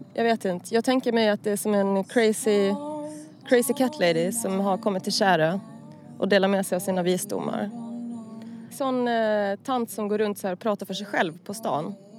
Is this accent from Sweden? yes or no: no; Åland Islands; på Åland, där jag kommer ifrån